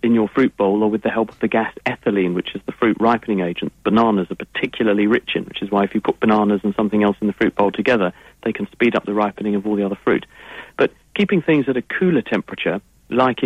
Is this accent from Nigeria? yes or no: no; England, United Kingdom; accent: English; my English accent